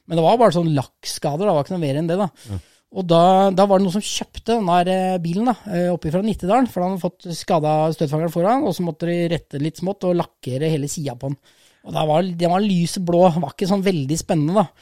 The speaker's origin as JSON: {"language": "Norwegian", "town": "Rissa", "region": "Trøndelag", "country": "Norway", "tie": "born or raised there", "said": "Jeg er oppvokst på Rissa."}